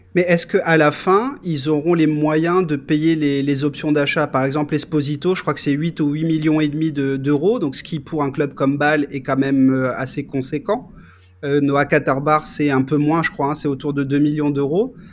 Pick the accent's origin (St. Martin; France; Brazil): France; nous, en tant que Français